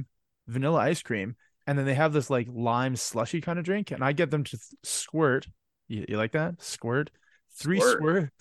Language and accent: English; Canada; Being Canadian, myself